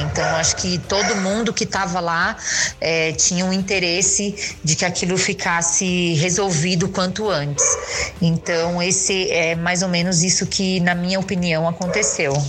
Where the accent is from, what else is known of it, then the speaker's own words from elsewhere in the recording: São Paulo, Brazil; eu sou de São Paulo